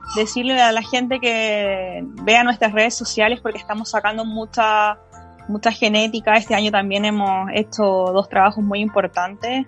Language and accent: Spanish; Chile; Somos todos compatriotas chilenos